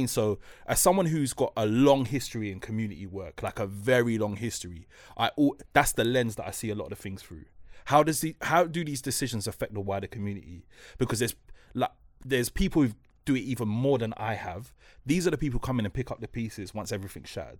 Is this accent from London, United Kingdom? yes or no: yes; London, United Kingdom; I'm from Newcross